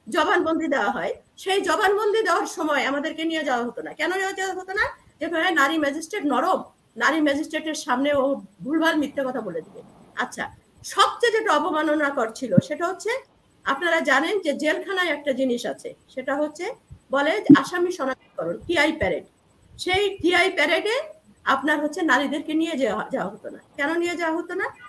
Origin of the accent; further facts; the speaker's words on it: Narail, Khulna Division, Bangladesh; moved away; also born or lived in Jessore / Dhaka; আমি একটা মহকুমা শহরে আমার জন্ম নড়াইল এবং ওখানে আমি বেড়ে উঠেছি